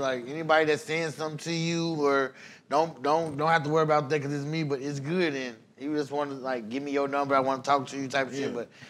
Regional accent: Indianapolis, Indiana, United States; me being from the city that I love, I'm from Naptown. Fuck that. I'm in Naptown.

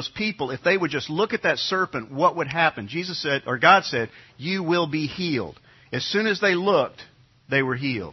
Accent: New York, United States; when I grew up in New York, all of my friends were Catholic

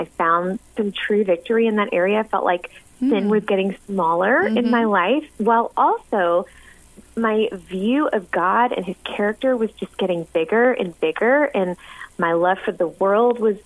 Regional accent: the South, United States; now in Sikeston, Missouri, United States; I grew up in the South in a little Baptist church

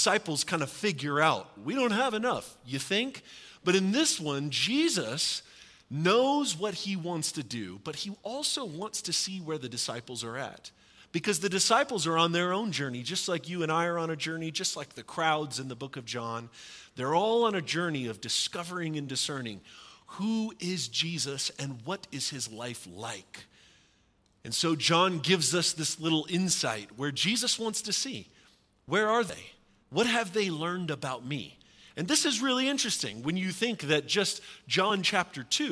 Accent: the South, United States; I'm from the South where we have supper, not dinner

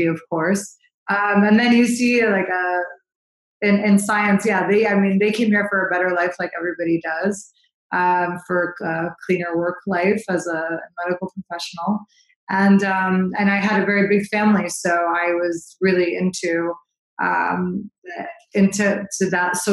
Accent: St. Louis, Missouri, United States; I was born and raised in St. Louis, Missouri.

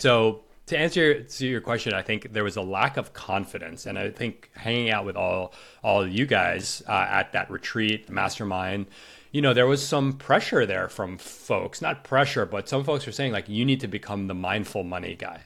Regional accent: New York, United States; I grew up in New York

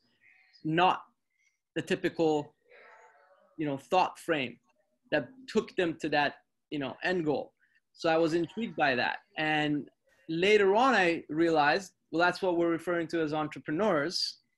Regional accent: North York, Ontario, Canada; I grew up in Canada, in North York, and at a time where there wasn't a lot of resources available to me per se.

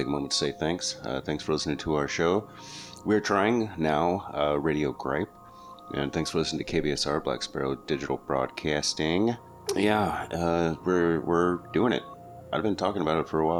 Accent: New Mexico, United States; I grew up in New Mexico

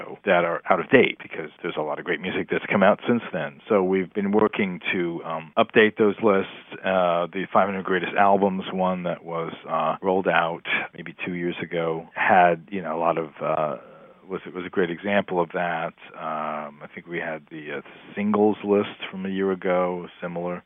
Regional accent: New Jersey, United States; Growing up in New Jersey, I had two older sisters who had record collections

